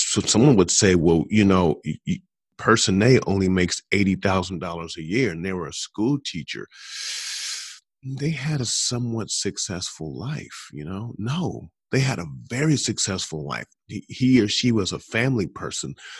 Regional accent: Columbus, Ohio, United States; Columbus, which is my hometown

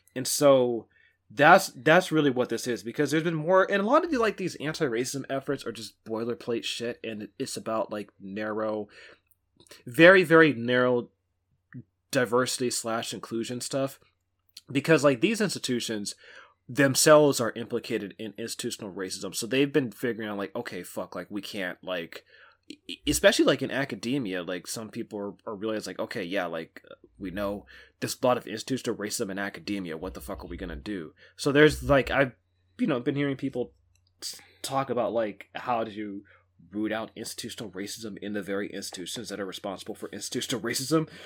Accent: Pittsburg, California, United States; my hometown, current place, Pittsburgh, California

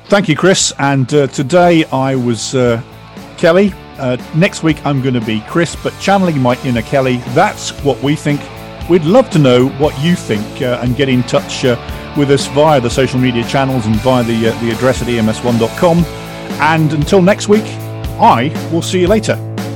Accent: England, United Kingdom; I'm English

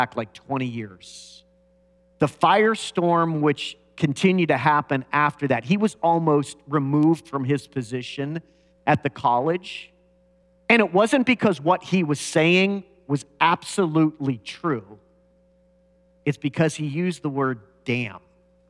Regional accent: United States; growing up in America

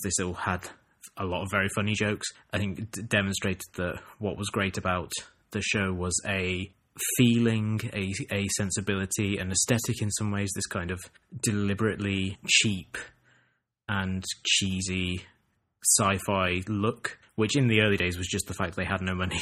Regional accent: England, United Kingdom; growing up in England

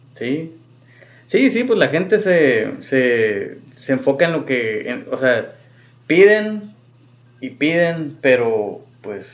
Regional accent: Mexico; uno como mexicano.

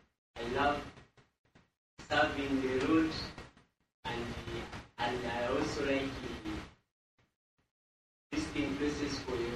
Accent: Midwestern region, Uganda; I am from Midwestern region.

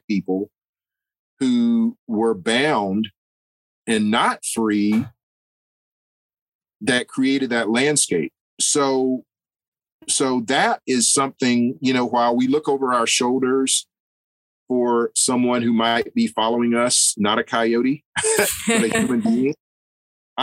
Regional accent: United States; I'm an American

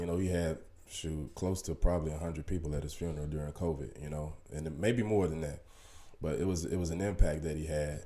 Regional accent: Little Rock, Arkansas, United States; moved away as an adult; i moved away from from home at an early age I mean, like 19 years old, you know, and I never really moved back to my hometown, Little Rock, Arkansas

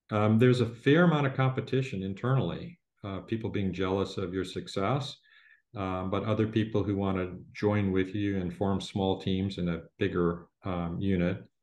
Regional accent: Midwest, United States; I was a kid from the Midwest who'd been turned

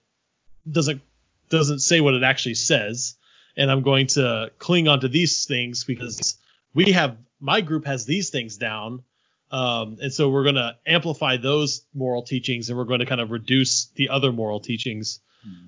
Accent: Kansas City, United States; moved away; I'm from the Kansas City area. I was born there, raised outside of there

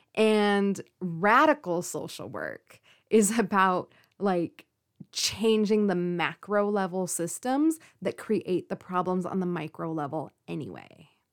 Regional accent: California, United States; also born or lived in Forest Grove, Oregon; I live on the West Coast. In particular, you know, I'm from California.

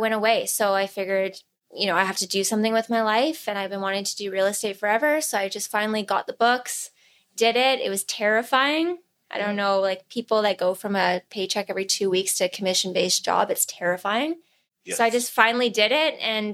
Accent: Alberta, Canada; moved away as an adult; now in Kelowna, Canada; I'm from Alberta. So my husband and I, we lived in Alberta.

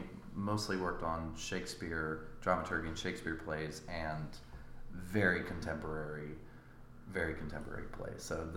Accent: Raleigh, North Carolina, United States; I grew up in Raleigh, and I grew up in Raleigh Arts specifically since I was 12

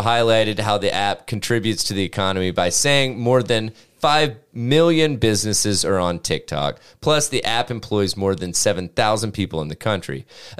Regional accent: Tennessee, United States; oh, we're from Tennessee.

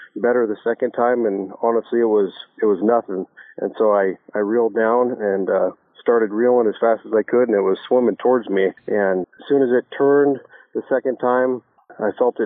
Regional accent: Spokane, Washington, United States; I grew up in Spokane, mainly Meade, just north of Spokane and Colbert.

